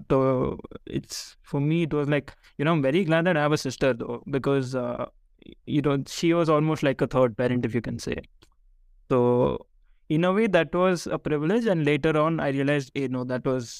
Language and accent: English; Bangalore, Karnataka, India; also born or lived in Ahmedabad, Gujarat; we moved from Ahmedabad to Bangalore